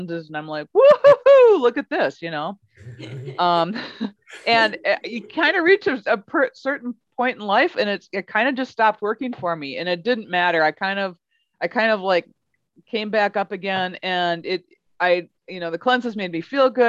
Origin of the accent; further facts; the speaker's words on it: Midwest, United States; we're from the Midwest